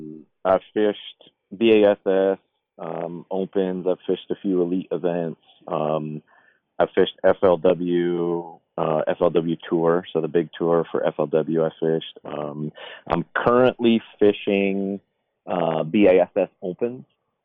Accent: New England, United States; I mean, I said I grew up in New England, but we have a cottage on a lake up in Maine.

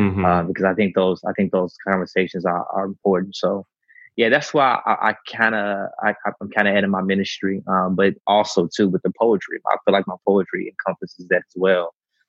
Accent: Chicago, Illinois, United States; also born or lived in Atlanta; Well, yeah, I'm from Chicago, Illinois. I was born and raised on the south side of Chicago. Single parent home.

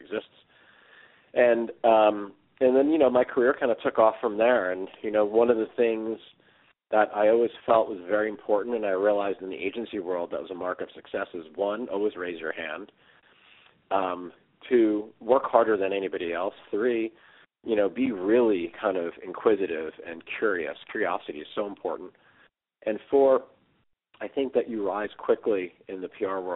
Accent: Tenafly, New Jersey, United States; I grew up in New Jersey, in northern New Jersey, in a town called Tenafly

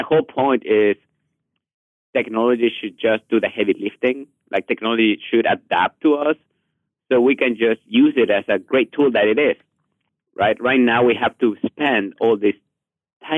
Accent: Mexico; English is a second language; moved away; I'm from Mexico originally, I'm a really heavy accent

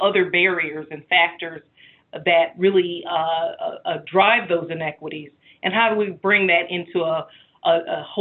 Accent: Chicago, Illinois, United States; my hometown in Chicago

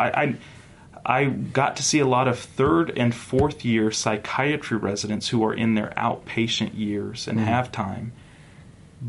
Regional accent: North Carolina, United States; now in Utah, United States; I grew up in North Carolina.

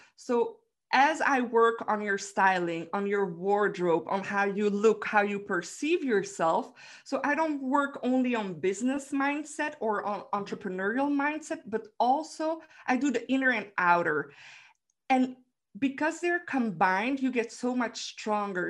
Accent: Belgium; I'm from Belgium

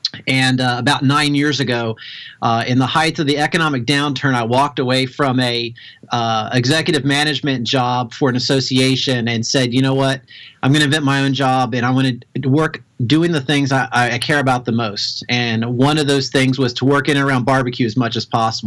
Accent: Kentucky, United States; I'm from Kentucky originally. My dad had a barbecue restaurant

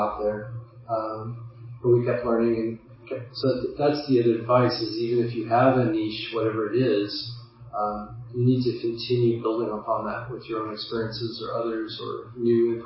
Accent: Midwest, United States; I grew up in the Midwest

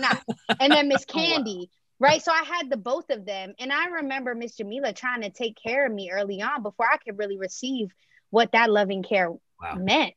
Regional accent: Montgomery County, Maryland, United States; growing up in Montgomery County, Maryland, which is actually has some of the most diverse cities in the nation.

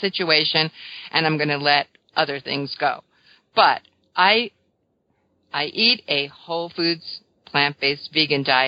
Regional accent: New York, United States; I'm a New Yorker

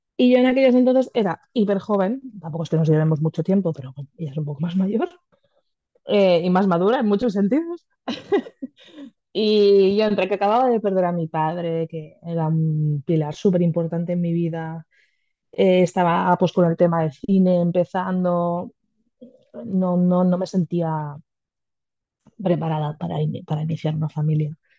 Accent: a town bordering Barcelona, Catalonia, Spain; nosotras somos de una ciudad colindante de Barcelona, no somos de Barcelona capital

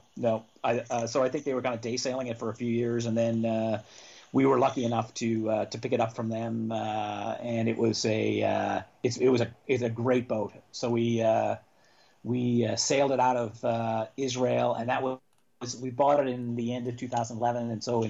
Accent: St. John's, Newfoundland and Labrador, Canada; moved away; I grew up in St. John's, in the capital of Newfoundland, the province of Newfoundland

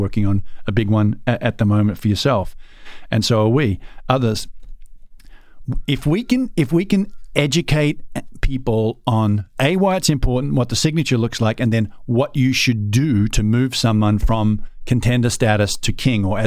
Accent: Australia; I'm an Aussie.

